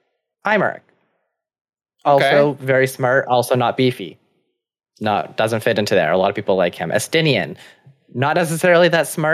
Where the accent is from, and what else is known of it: Canada